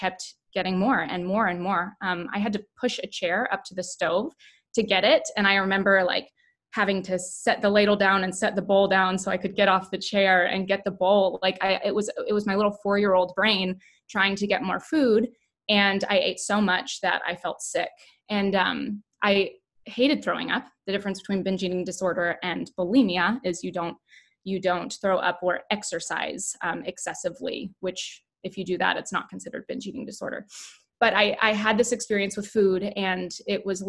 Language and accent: English; the Bible Belt, United States; we were raised in the Bible Belt